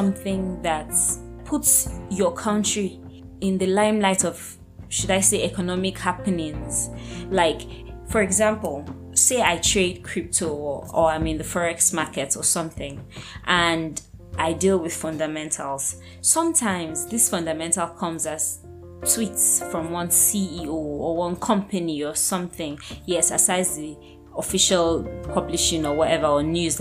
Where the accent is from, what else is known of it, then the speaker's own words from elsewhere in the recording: Nigeria; growing up, I was always a very patriotic Nigerian